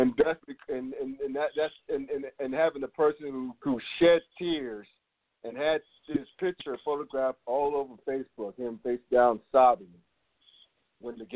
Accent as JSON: {"language": "English", "region": "New York", "country": "United States", "moved": "yes", "said": "I'm originally a New Yorker"}